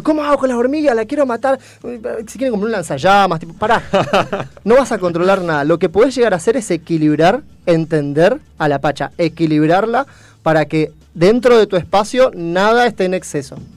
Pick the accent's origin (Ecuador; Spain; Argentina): Argentina; Posadas, Misiones; Soy de Posadas Misiones.